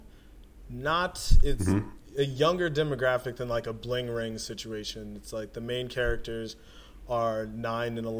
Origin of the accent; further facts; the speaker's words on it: Philadelphia, Pennsylvania, United States; also born or lived in South Jersey; when I was growing up in Philadelphia and South Jersey